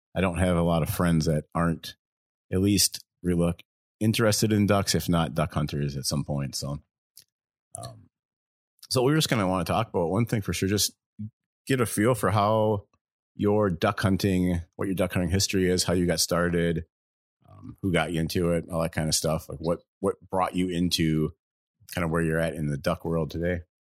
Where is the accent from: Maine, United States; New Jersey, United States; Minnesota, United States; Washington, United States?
Minnesota, United States; Waseca; Waseca, Minnesota, which is my hometown.